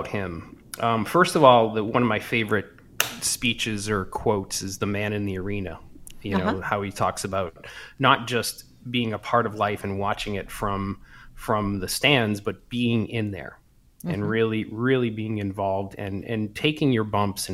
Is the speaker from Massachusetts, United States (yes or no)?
yes; Brockton, Massachusetts, United States; now in California, United States; I grew up in Boston, just south of Boston, a town called Brockton.